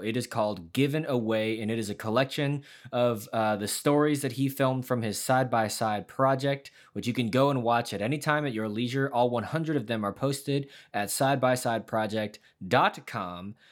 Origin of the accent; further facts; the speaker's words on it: United States; growing up in America in the 90s and 2000s